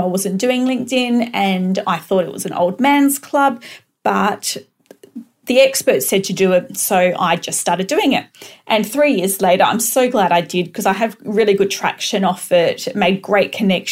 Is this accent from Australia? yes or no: yes; Perth, Western Australia, Australia; I am from Perth, Western Australia.